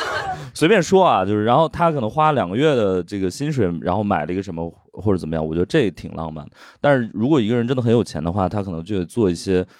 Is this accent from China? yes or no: yes; northern China, China; 因为我是北方人嘛，然后那个冬天下着大雪